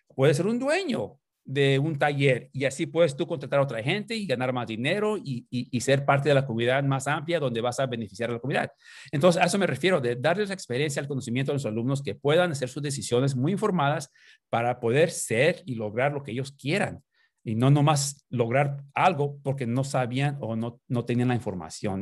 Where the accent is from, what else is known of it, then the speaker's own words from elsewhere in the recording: Los Angeles, California, United States; also born or lived in Nicolás Bravo, Chihuahua, Mexico / Tijuana, Mexico; me creí ahí en Los Ángeles, en, los proyectos, los proyectos ah, públicos ahí, de Aliso Village, que es en el este de Los Ángeles, allá en Boyle Heights